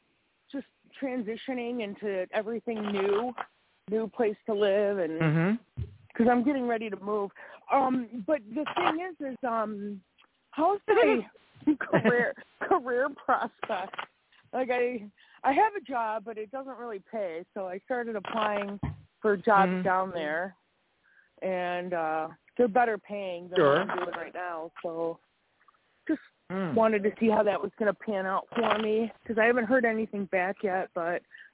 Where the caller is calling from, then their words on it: Wisconsin, United States; I'm in Wisconsin.